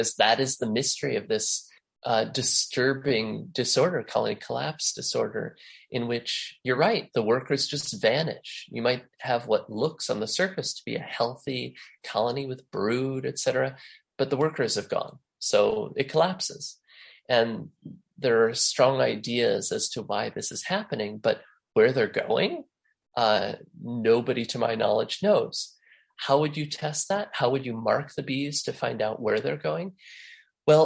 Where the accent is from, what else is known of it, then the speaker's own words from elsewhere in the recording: La Crosse, Wisconsin, United States; my hometown of La Crosse, Wisconsin